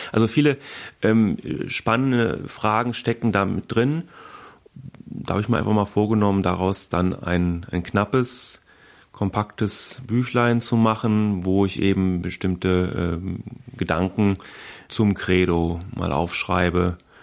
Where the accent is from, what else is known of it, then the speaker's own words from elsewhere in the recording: Berlin, Germany; da kann ich glaube ich auch als Berliner äh, sagen